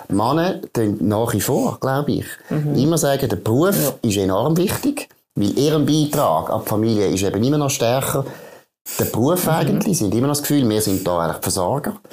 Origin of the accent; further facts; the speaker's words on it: Switzerland; Jetzt in der Schweiz